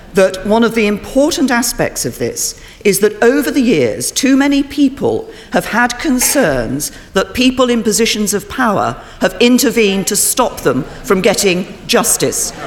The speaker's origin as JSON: {"language": "English", "region": "South Wales", "country": "United Kingdom", "tie": "born or raised there", "said": "having been born and, and growing up in South Wales"}